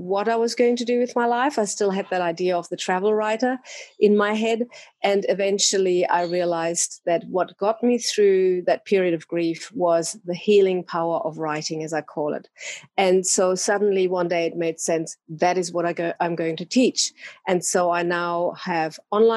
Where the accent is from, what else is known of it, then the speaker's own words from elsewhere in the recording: Germany; English is a second language; moved away as an adult; also born or lived in Bali; now in Australia; I'm actually originally from Germany. I came to Australia a long, long time ago. Let's just say I was 25 years old.